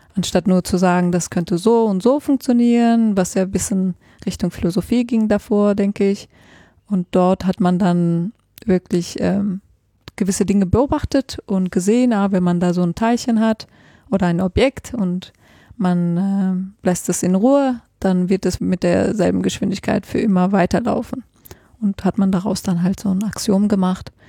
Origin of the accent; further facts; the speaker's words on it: Germany; moved away as an adult; also born or lived in Switzerland / Heidelberg; ursprünglich komme ich aus Deutschland